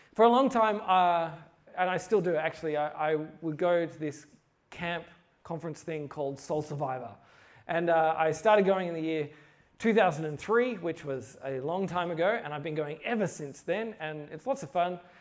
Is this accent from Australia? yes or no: yes; Australia; I'm from Australia